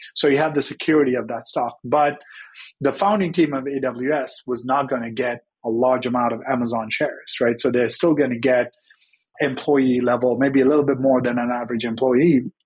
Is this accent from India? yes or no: no; Sri Lanka; moved away as an adult; now in United States; I Grew up in Sri Lanka, came to the US for college.